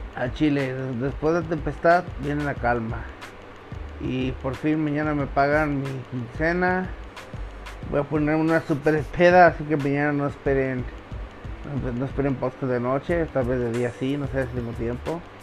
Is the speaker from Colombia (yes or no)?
no; Mexico; also born or lived in Guadalajara, Mexico; aquí en México. Ya me mudé de mi pueblo, de Guadalajara a mi pueblo